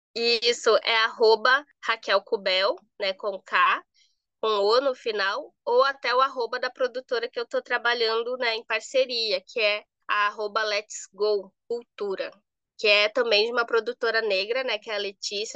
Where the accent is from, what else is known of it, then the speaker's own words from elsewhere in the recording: Manaus, Amazonas, Brazil; moved away; sou natural de Manaus